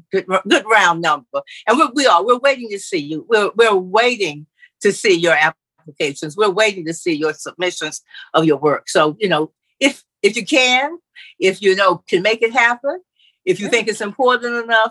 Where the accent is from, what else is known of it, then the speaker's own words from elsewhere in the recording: Middle Georgia, United States; now in St. Simons Island, United States; I'm from Middle Georgia